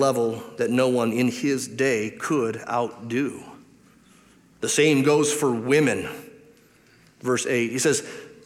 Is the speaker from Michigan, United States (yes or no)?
yes; Detroit, Michigan, United States; I grew up in Detroit